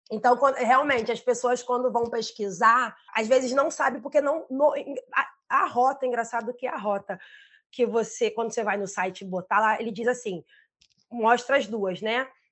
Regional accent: Rio de Janeiro, Brazil; also born or lived in Pará; eu sou do mundo, mas eu sou carioca, né? Do Rio, né?

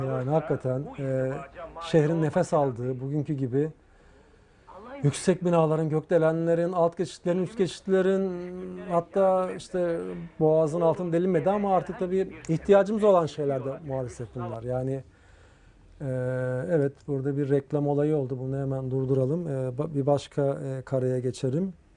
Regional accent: Istanbul, Turkey; ben Ortaköylüyüm asıl olarak o yılları tahta köprülerin üzerinde olduğu o e, dere boyun üzerinde yılları biliyorum yani o yıllarda dünyaya geldim Ortaköy'de.

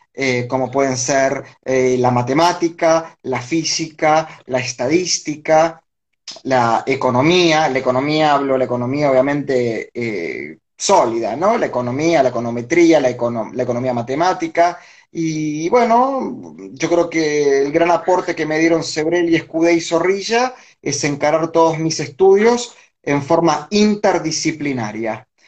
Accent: Villa Domínico, Buenos Aires Province, Argentina; yo me crié en Villa Domínico, en el partido de Avellaneda

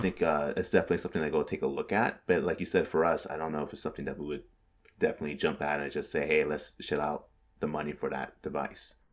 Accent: California, United States; being from California

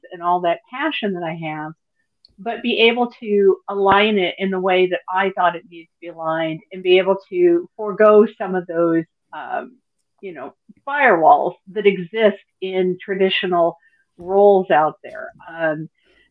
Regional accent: Midwest, United States; now in Phoenix, United States; born and raised in the Midwest, have lived all over the U.S.

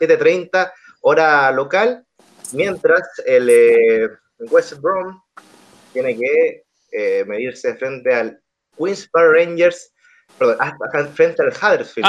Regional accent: Chile; acá como chileno

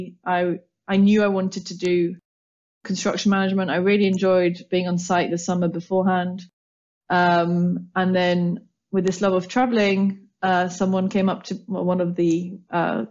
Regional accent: Paris, Île-de-France, France; moved away as an adult; now in London, United Kingdom; brought up and born and raised in Paris by English parents, so a lovely mix of both. And I came over to London for university

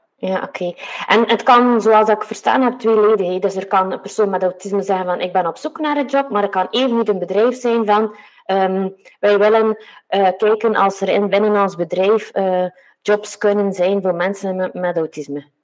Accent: Westhoek, Flanders, Belgium; ik kom een beetje van de Westhoek

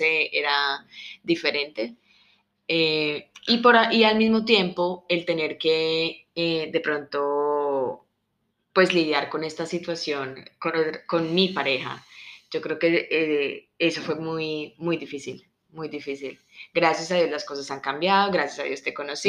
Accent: Colombia; moved away as an adult; yo soy colombiana

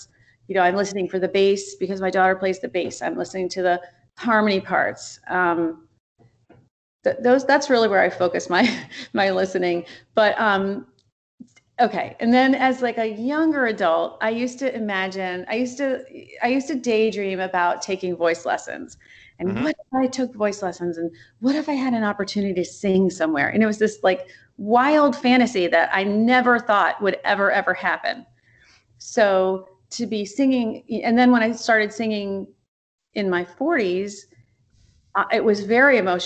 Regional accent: Wilmington, Delaware, United States; also born or lived in Chicago area; now in Oak Park, United States; I grew up in Wilmington, Delaware.

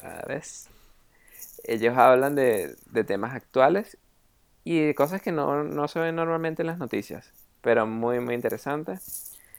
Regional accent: Venezuela; moved away; cuando estaba en Venezuela

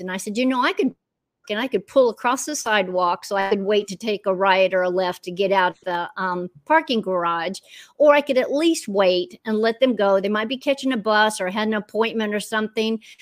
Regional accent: Orlando, Florida, United States; moved away as an adult; also born or lived in Western North Carolina; now in North Carolina, United States; I'm a Florida girl through and through

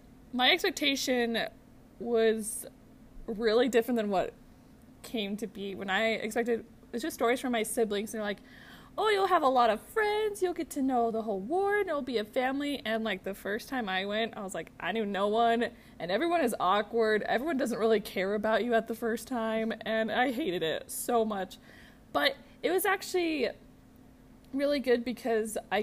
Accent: United States; moved away; also born or lived in North Carolina / Florida; I grew up in North Carolina in Florida.

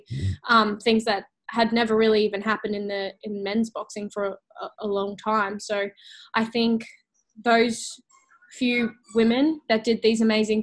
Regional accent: Gold Coast, Queensland, Australia; on the Gold Coast, in my hometown

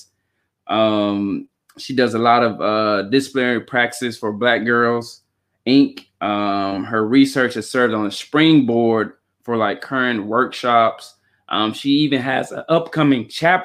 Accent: Chattanooga, Tennessee, United States; we're originally from Chattanooga

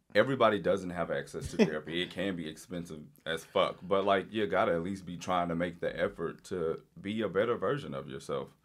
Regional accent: Louisiana, United States; I grew up in Louisiana.

